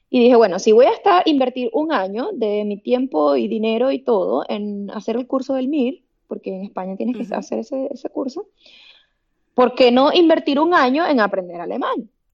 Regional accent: Puerto Ordaz, Bolívar, Venezuela; moved away as an adult; en mi ciudad, de donde yo soy, en Venezuela. Empecé a trabajar ahí en Trauma, que es Puerto Ordaz, es una ciudad en el sureste de Venezuela

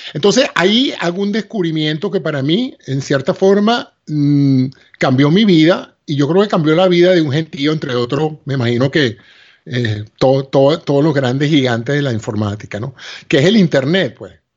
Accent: Venezuela; moved away as an adult; now in United States; mi alma mater, a la Universidad Central de Venezuela

